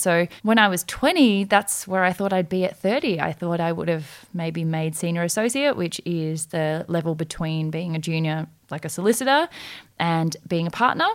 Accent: Australia; also born or lived in South Korea; we are both adopted from Korea when we were five months old, we came to Australia

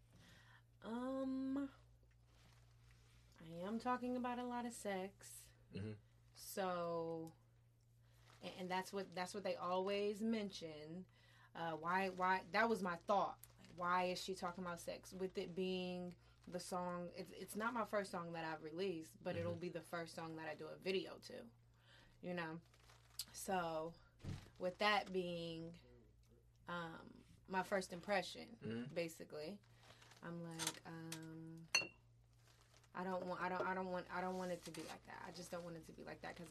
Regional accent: Columbus, Ohio, United States; I am an artist from Columbus, Ohio

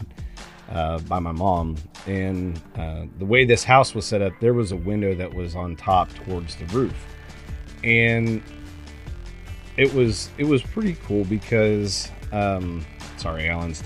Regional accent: Cincinnati, Ohio, United States; now in Pekin, United States; I grew up in Ohio. I was born in Cincinnati

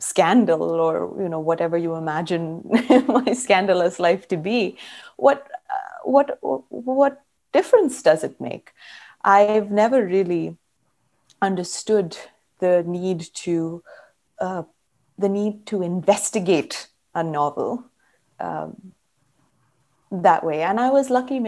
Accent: Karnataka, India; I grew up in Karnataka

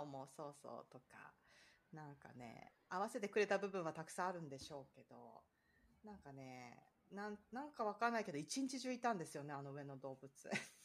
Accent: near Shonan, Kanagawa, Japan; now in Florida, United States; 私の実家からすぐなんですよね。

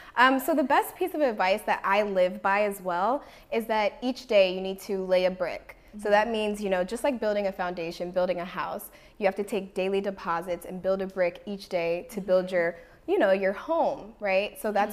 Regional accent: Washington, District of Columbia, United States; now in Los Angeles, United States; You know, I came from Washington, D.C. area, and I moved here with no family to Los Angeles.

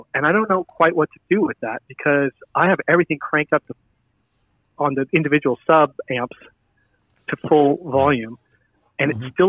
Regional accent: Seattle, Washington, United States; I'm from Seattle.

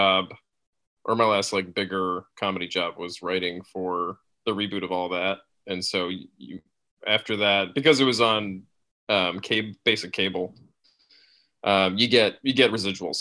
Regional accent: Schenectady, New York, United States; also born or lived in Queens, New York; I grew up in Schenectady, New York, which is right outside Albany

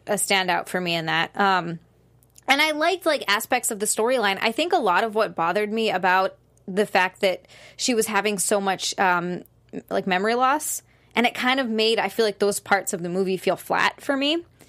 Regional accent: Hawaii, United States; I'm from Hawaii. I used to live in a bikini

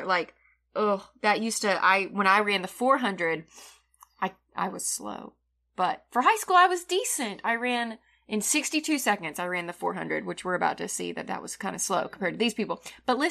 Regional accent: Boston, Massachusetts, United States; You know, I'm from Boston. I don't know how they talk up there, but...

